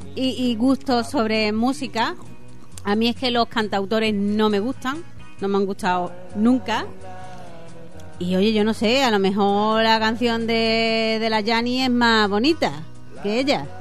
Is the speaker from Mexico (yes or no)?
no; Málaga, Andalusia, Spain; Yo estoy de Málaga.